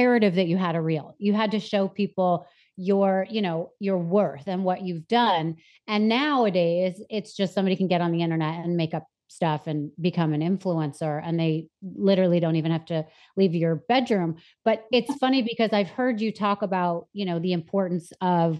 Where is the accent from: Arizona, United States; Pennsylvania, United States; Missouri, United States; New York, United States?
New York, United States; New York City; also born or lived in Anchorage, Alaska; I was born in Anchorage, Alaska, and I lived there till I was 5. And then I moved to New York City with my mother